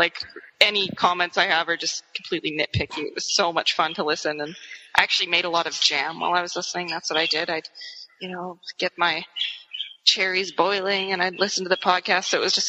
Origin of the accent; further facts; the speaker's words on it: Canada; But I'm Canadian and Harry Potter's British, so I'm going to use those spellings.